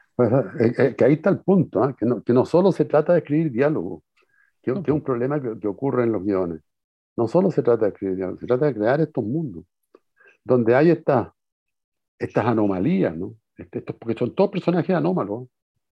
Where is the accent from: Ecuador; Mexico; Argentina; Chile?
Chile; Como buen chileno